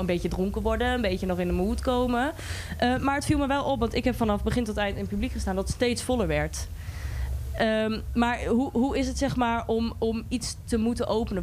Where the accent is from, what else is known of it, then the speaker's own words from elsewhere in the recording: Goor, Overijssel, Netherlands; ik kom zelf uit Goor